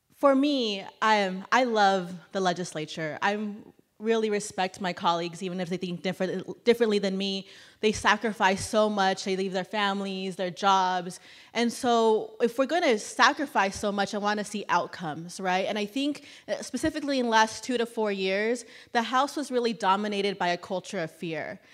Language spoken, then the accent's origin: English; Clinton, Texas, United States; my hometown of Clinton, Texas